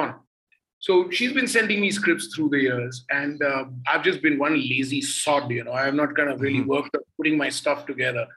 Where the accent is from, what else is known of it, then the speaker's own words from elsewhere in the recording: Mumbai, Maharashtra, India; the same city I belong